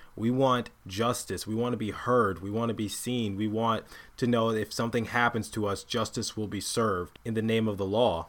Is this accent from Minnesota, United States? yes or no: no; Detroit, Michigan, United States; I am from Detroit